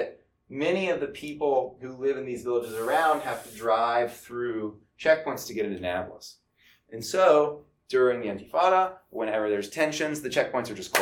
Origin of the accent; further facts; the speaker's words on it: United States; we're American citizens and we're not foreign